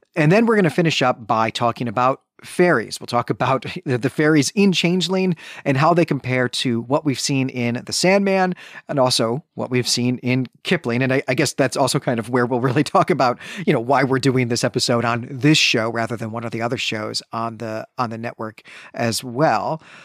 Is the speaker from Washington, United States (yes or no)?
no; Chicago, Illinois, United States; growing up in Chicagoland in the nineteen nineties